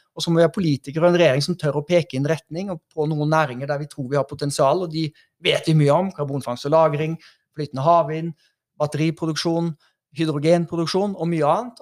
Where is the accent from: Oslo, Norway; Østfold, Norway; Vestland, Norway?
Oslo, Norway; also born or lived in Haugesund; jeg er jo fra Haugesund, og så er jeg øh, eh, vokst opp i Oslo